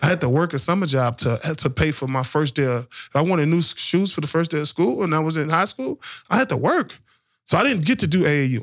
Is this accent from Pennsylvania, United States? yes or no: no; New Orleans, Louisiana, United States; growing up in the projects, growing up in New Orleans in, in the nineties